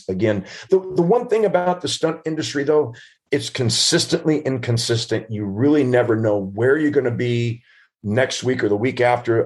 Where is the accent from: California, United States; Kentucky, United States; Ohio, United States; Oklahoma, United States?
California, United States; Southern; I've grown up in Southern California